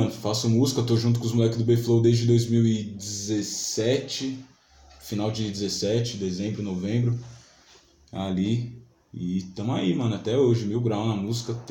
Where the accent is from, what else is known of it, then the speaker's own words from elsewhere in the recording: São Paulo, Brazil; nasceu em São Paulo mesmo? Nasci, mano, na casa que eu tô até hoje, mano.